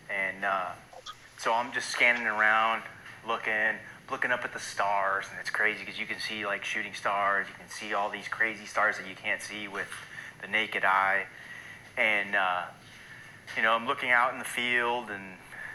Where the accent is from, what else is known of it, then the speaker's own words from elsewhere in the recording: Los Angeles, California, United States; moved away as an adult; I'm from Los Angeles originally. I grew up in a suburb of Los Angeles County, beach kid.